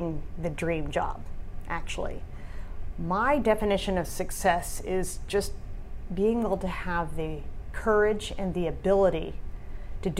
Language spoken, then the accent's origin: English; near D.C., Virginia, United States; now in California, United States; I grew up in Virginia, near D.C.